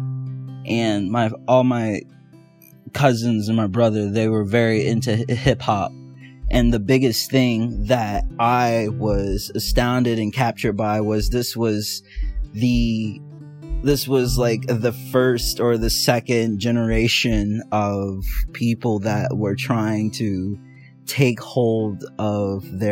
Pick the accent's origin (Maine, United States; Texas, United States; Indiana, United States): Indiana, United States; Indianapolis; I'm from Indianapolis, Indiana